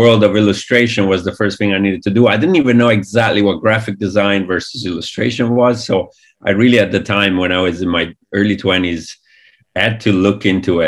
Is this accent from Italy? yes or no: yes; Italy; moved away as an adult; all this amazing animation that we grew up with in Italy